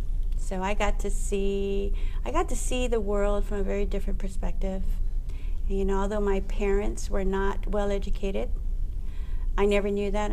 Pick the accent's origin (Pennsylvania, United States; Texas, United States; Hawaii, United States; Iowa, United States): Hawaii, United States; Waiʻanae; Growing up Hawaiian is a mix of multicultures.